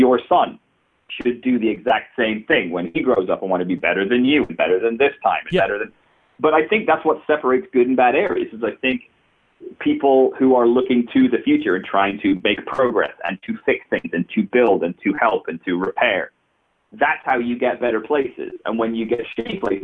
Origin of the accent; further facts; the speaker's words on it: Stoke-on-Trent, West Midlands, United Kingdom; moved away; I'm from Stoke.